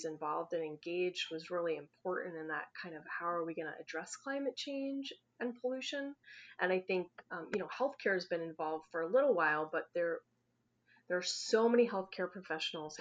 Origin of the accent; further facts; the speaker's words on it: East Coast, United States; now in Western Colorado, United States; growing up on the East Coast